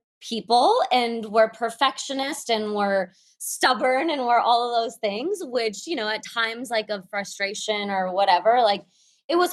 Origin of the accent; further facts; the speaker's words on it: Moscow, Russia; I was born in Moscow